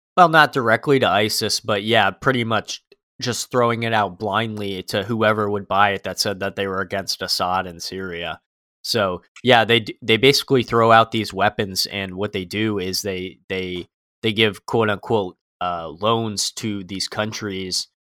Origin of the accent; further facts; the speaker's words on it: United States; I'm an American